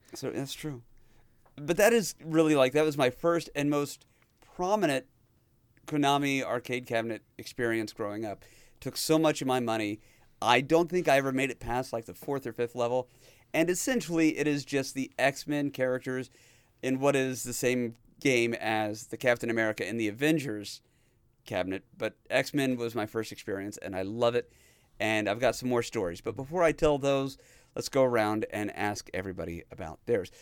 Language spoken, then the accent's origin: English; Dodge City, Kansas, United States; I grew up in Dodge City, Kansas.